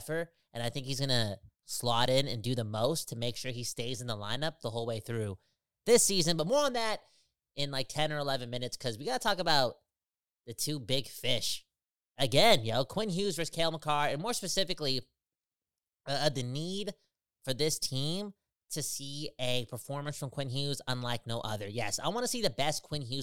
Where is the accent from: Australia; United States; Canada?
Canada; Surrey, British Columbia; we're from Surrey